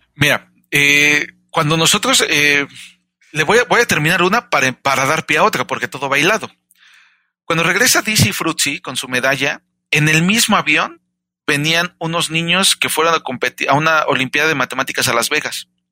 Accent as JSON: {"language": "Spanish", "country": "Mexico", "said": "Yo soy mexicano"}